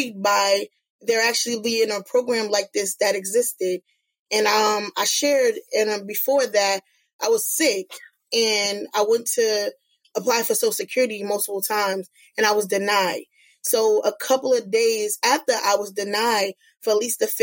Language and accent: English; Newark, New Jersey, United States; I'm a Newark native. I come from the West Ward. I was born and raised in Ivy Hill.